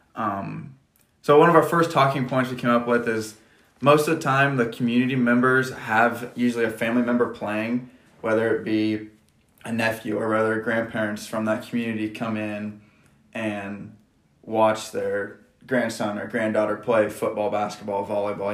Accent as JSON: {"language": "English", "town": "Johnson", "region": "Nebraska", "country": "United States", "said": "I'm from Johnson, Nebraska. I graduated from Johnson Brock in 2017"}